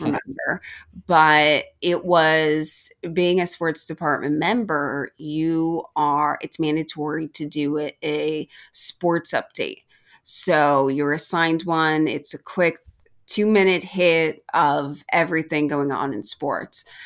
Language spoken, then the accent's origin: English; Yonkers, New York, United States; I'm from New York, um, not far from Hofstra, so I'm right in Yonkers, New York